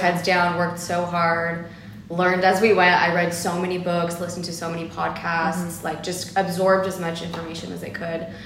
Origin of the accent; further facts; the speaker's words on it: Los Angeles, California, United States; I am born here in Los Angeles